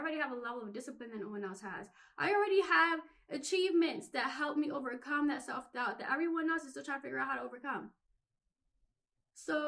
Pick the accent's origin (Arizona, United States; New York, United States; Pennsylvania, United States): Pennsylvania, United States; Philadelphia; I grew up in Philly